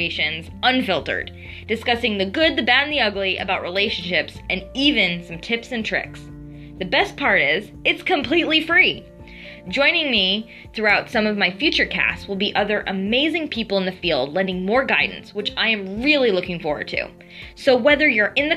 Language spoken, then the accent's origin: English; Boston, Massachusetts, United States; moved away as an adult; I am originally from Boston, Massachusetts, and spent most of my life in the busy city